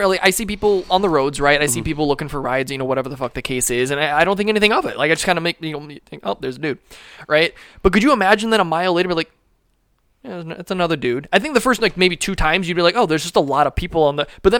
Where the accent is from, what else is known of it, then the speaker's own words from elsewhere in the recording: California, United States; We're actually from California.